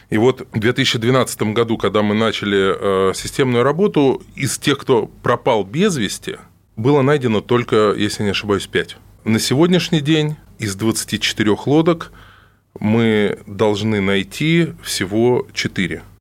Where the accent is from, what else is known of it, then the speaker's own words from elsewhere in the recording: Moscow, Russia; Нет, я родом из Москвы.